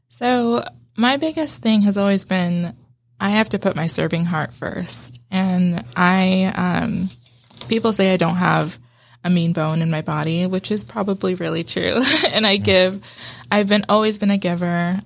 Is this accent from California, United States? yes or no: yes; California, United States; moved away as an adult; also born or lived in Las Vegas, Nevada; I grew up in California, but my, and I lived in Vegas for a little while